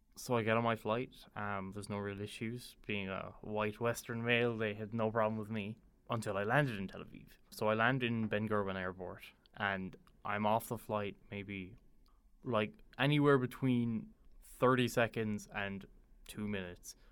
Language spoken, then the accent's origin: English; Ireland; I'm a university student, born and raised in Ireland